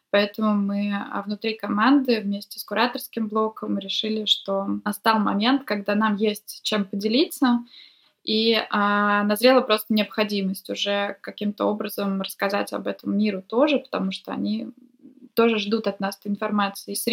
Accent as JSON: {"language": "Russian", "town": "Vladivostok", "region": "Primorsky Krai", "country": "Russia", "moved": "yes", "lives_now": "Saint Petersburg, Russia", "said": "Я приехала из Владивостока два года назад. Я сейчас нахожусь в Петербурге."}